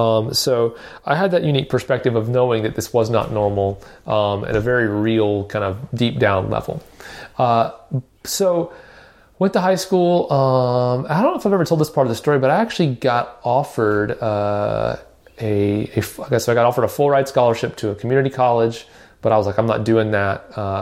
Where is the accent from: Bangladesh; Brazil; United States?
United States; Nashville, Tennessee; you know, I grew up in Nashville. And so one you know, obvious advantage of growing up in Music City, USA is that, either, you know, a lot of my friends were musical, played instruments.